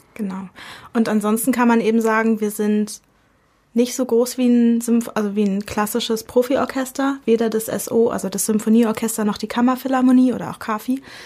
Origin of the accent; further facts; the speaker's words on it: Berlin, Germany; moved away as an adult; now in Dresden, Germany; Ich komme ursprünglich aus Berlin und bin zum Medizinstudium